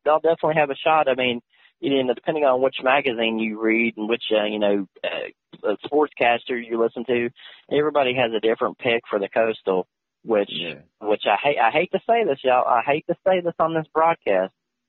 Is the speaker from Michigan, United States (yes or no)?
no; West Virginia, United States; He's from my home state of West Virginia.